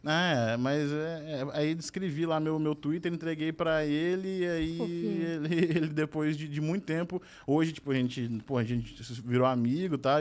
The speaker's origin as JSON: {"language": "Portuguese", "town": "Uberaba", "region": "Minas Gerais", "country": "Brazil", "said": "eu sou de Uberaba"}